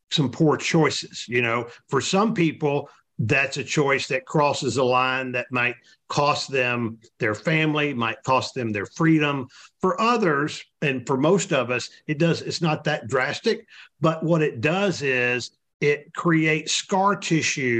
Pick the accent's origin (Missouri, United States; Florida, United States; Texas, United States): Texas, United States; those of us that were fortunate enough to be born here